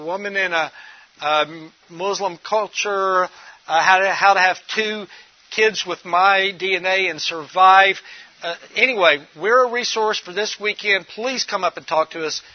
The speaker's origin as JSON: {"language": "English", "town": "Memphis", "region": "Tennessee", "country": "United States", "said": "I'm originally from Memphis, Tennessee"}